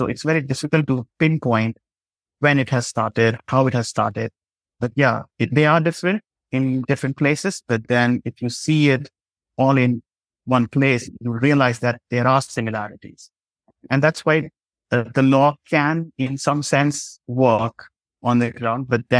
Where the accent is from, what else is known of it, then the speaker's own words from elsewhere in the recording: India; the literacy rate isn't high in my home state.